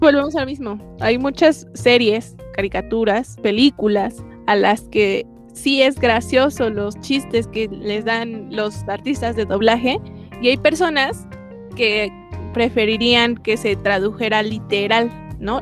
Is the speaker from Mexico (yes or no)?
yes; Mexico